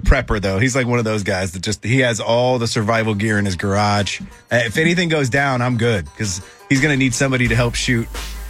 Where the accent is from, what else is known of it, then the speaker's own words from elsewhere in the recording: Buford, Georgia, United States; I'm from Buford